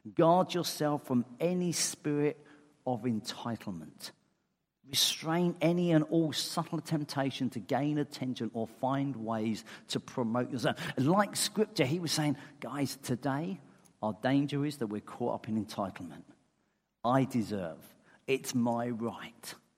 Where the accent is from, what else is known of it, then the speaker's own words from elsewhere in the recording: England, United Kingdom; I'm English.